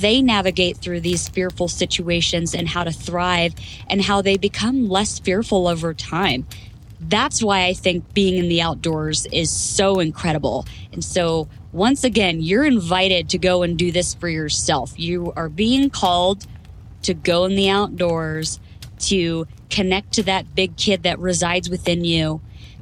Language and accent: English; Florida, United States; moved away as an adult; now in Idaho, United States; I was born and raised in Florida until I enlisted and went into the Marine Corps